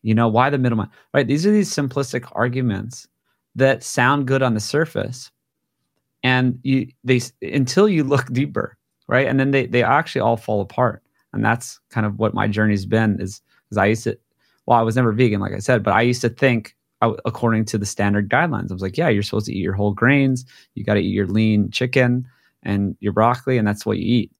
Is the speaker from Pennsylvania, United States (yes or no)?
no; Hawaii, United States; I grew up in Hawaii